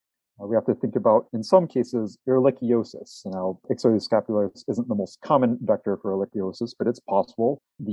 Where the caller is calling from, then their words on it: Wisconsin, United States; I'm calling here from Wisconsin.